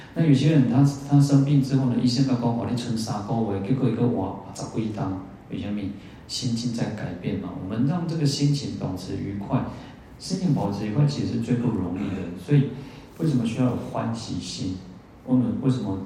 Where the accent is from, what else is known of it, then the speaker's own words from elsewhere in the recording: Taiwan; 我们台湾人最大的护国神山哦，其实就是我们的善良